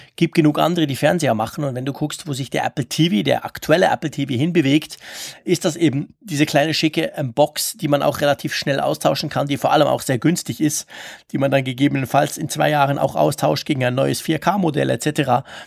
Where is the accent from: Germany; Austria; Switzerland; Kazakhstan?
Switzerland; bei uns in der Schweiz